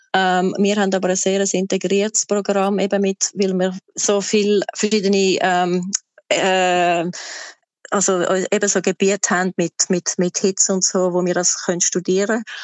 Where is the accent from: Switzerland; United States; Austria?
Switzerland; moved away as an adult; also born or lived in Volketswil; now in Queensland, Australia; bei uns in der Schweiz